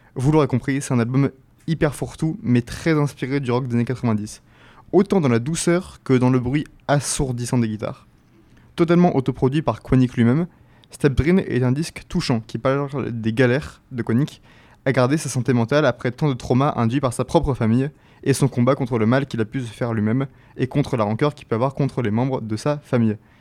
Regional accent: France; first language French; Français fans de ce genre comme moi

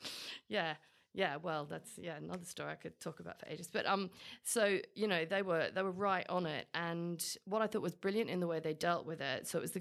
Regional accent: London, United Kingdom; Because I'm a Londoner.

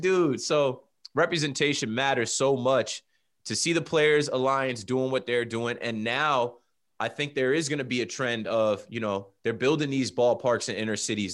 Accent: New Jersey, United States; As a kid growing up in Jersey

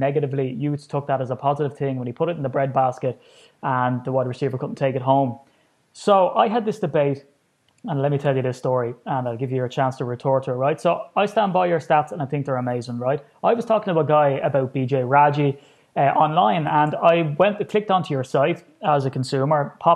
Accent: Ireland; I'm an Irishman, and here I am sitting to an Englishman in Cincinnati

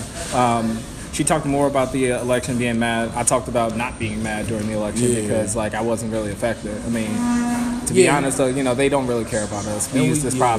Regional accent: Milwaukee, Wisconsin, United States; I grew up here in Milwaukee too

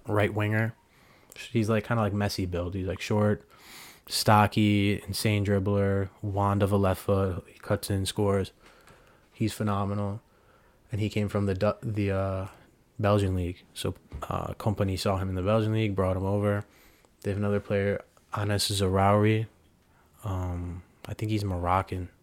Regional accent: United States; being an American

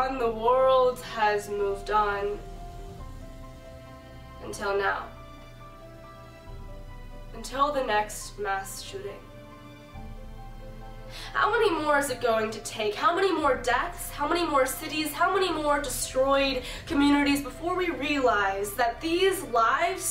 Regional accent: San Bernardino, California, United States; my hometown

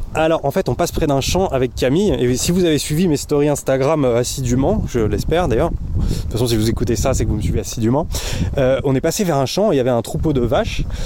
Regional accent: Thônes, Auvergne-Rhône-Alpes, France; Thône, là où, là d'où je viens, parce qu'on est là pour parler de moi, eh ben, c'est le siège de Mobalpa

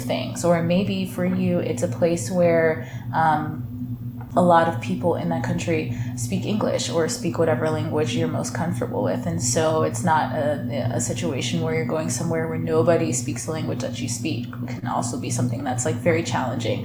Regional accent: Michigan, United States; growing up in Michigan, like we both did

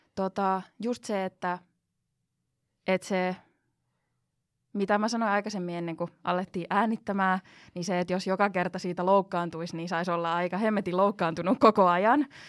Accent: Finland; first language Finnish, Spanish, English

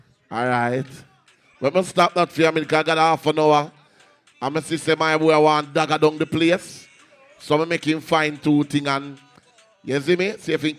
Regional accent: Portmore, Saint Catherine, Jamaica; I'm from Portmore.

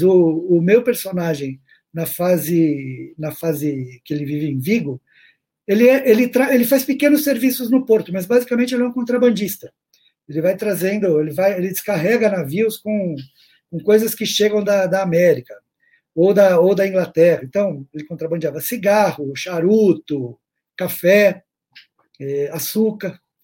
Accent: Brazil; eu sou do Brasil

